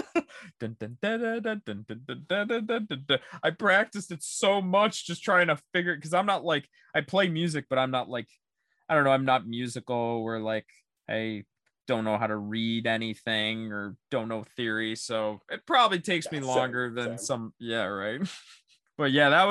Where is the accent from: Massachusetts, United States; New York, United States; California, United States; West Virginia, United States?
New York, United States; Syracuse; I'm from Syracuse